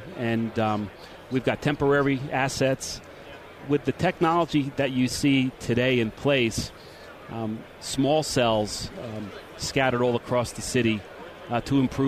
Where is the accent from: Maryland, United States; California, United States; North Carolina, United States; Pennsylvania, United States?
Maryland, United States; I'm a Maryland guy